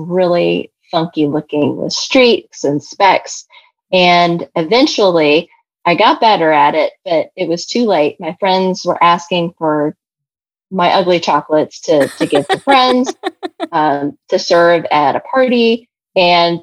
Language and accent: English; Kentucky, United States; I'm from Kentucky. And so my dad and I, we would make caramels